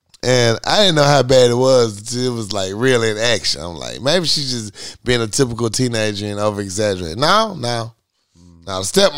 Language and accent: English; Philadelphia, Pennsylvania, United States; I'm Philly. I'm from Philly. Yo, I'm from West Philly.